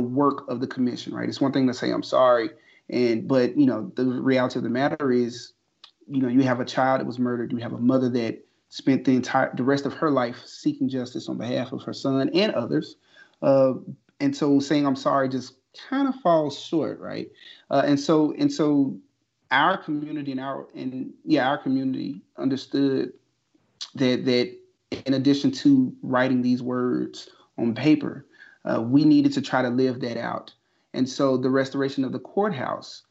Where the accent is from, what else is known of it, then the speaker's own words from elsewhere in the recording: Sumner, Mississippi, United States; born and raised in Tallahatchie County, about a mile or so outside of Sumner, Mississippi.